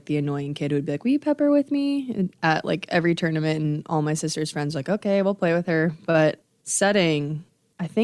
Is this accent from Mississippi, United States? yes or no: no; Nebraska, United States; growing up in Nebraska